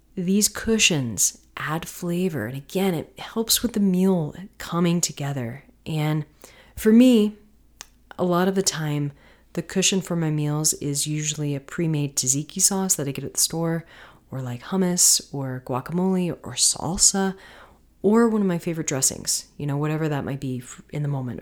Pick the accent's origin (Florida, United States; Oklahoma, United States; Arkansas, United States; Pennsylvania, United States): Florida, United States; I'm from Florida